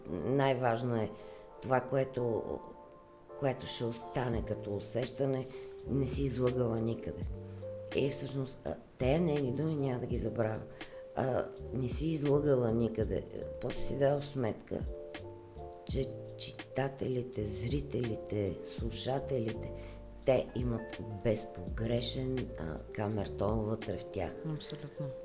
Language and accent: Bulgarian; Blagoevgrad, Blagoevgrad Province, Bulgaria; И там, където съм родена в Благоевград, има имаше беженската махала. Е, като деца се в Благоевград е много топло.